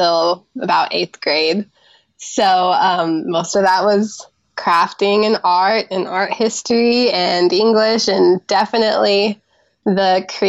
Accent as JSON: {"language": "English", "region": "Washington", "country": "United States", "tie": "born or raised there", "said": "Grew up in Washington State on my grandparents' apple orchard"}